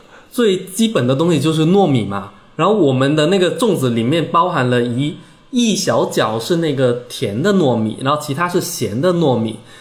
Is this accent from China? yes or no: yes; Guangdong, China; 很多的像我这一代的潮汕人，因为受到了呃粤语文化的一个影响。所以大部分既能够说潮汕话，也能够很熟练的掌握粤语，